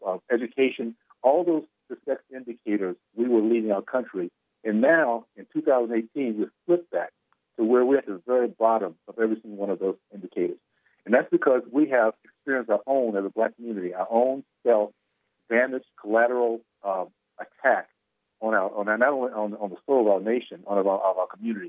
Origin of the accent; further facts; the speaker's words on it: Tallahassee, Florida, United States; I grew up in the Deep South, segregated KKK Tallahassee